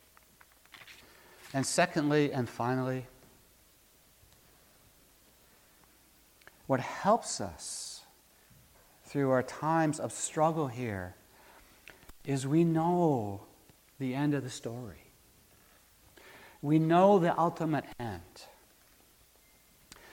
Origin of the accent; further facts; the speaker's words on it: Maine, United States; Back when I was growing up in Maine